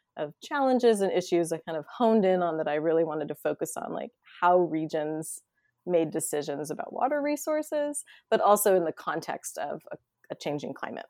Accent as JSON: {"language": "English", "town": "McMinnville", "region": "Oregon", "country": "United States", "tie": "born or raised there", "also_born_or_lived": "Eugene, Oregon / New York City / Vancouver, Canada", "moved": "as an adult", "said": "born and raised in McMinnville, Oregon."}